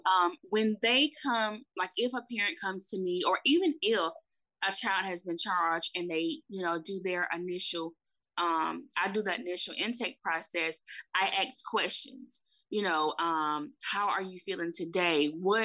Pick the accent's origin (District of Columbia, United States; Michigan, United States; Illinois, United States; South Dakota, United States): Michigan, United States; Saginaw; moved away; also born or lived in Alabama; I'm originally from Saginaw, Michigan. And so my mom got remarried and we ended up moving to Alabama in 1994. And it was a big culture shock because I'm used to being in the city.